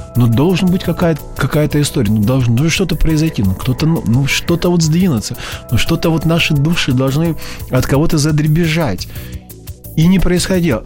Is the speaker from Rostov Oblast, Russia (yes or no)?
yes; village near Taganrog, Rostov Oblast, Russia; moved away as an adult; now in Moscow, Russia; Я родился в Таганроге